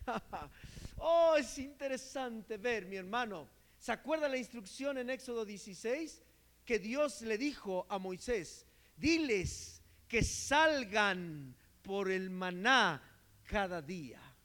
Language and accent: Spanish; Mexico; como buen mexicano